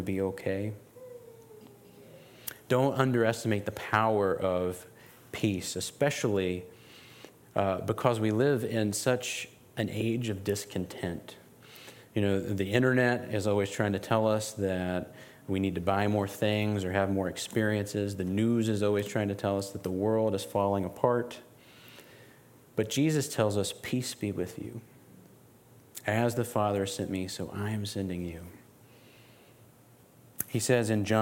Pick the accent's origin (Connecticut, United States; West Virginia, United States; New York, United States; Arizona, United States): West Virginia, United States; As someone who was born and raised in West Virginia, in this region, I grew up about 40 minutes from here.